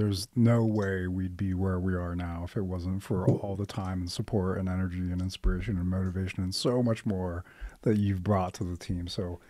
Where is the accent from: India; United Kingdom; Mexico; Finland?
Finland; also born or lived in Dubai, United Arab Emirates; now in United States; I'm a first generation American. My parents were born in Iran. I was born in Dubai. I grew up in Finland, moved to the States in 96.